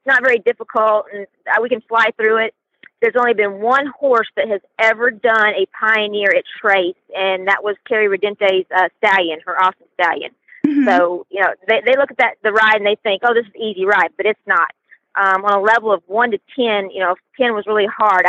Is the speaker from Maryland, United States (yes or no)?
no; Louisiana, United States; I'm from Louisiana